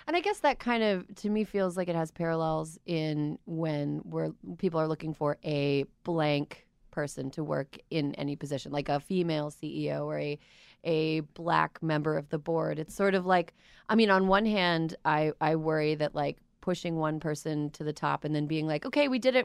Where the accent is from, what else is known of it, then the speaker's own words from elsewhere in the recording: Minnesota–Wisconsin border region, United States; I'm from the Minnesconsin region, right between, uh, Minnesota and Wisconsin